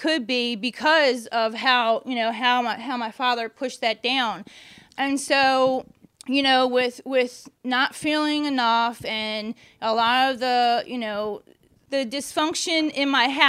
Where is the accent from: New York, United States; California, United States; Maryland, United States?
Maryland, United States; Catonsville; also born or lived in Baltimore, Maryland; I was born in Catonsville, Maryland